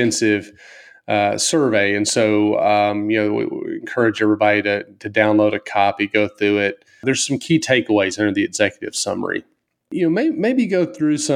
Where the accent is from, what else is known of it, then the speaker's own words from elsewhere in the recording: the South, United States; I grew up in the South, and I'm a good old Baptist guy.